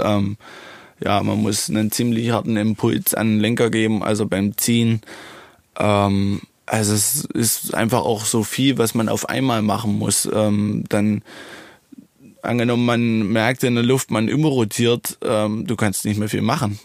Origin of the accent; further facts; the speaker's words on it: Germany; ich bin super gern, wirklich in Niederdola. Ähm, ja, es ist mein Heimatort